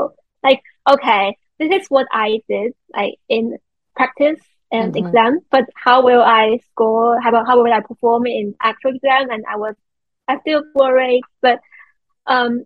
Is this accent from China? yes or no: yes; China; English is a second language; I'm from China, and I know, you know, I belong to the, like, East Asian society